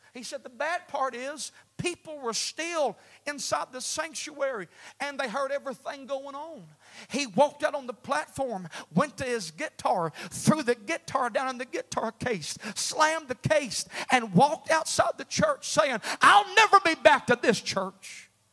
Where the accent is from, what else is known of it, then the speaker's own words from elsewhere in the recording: United States; we're American